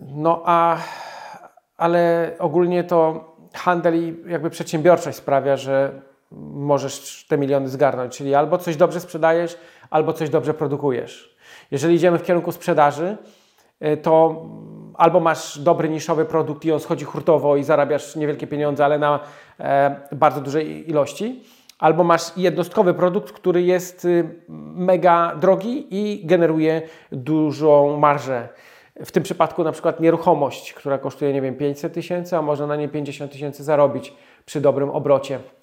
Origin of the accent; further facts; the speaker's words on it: small town near Radom, Masovian Voivodeship, Poland; Mieszkaliśmy w takiej niedużej miejscowości, 6 tysięcy mieszkańców pod Radomiem